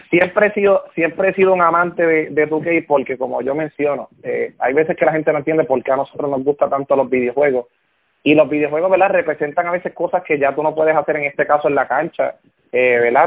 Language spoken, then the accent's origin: Spanish; Aguada, Puerto Rico; now in Moca, Puerto Rico; Yo soy del área oeste, yo soy, yo soy de Aguada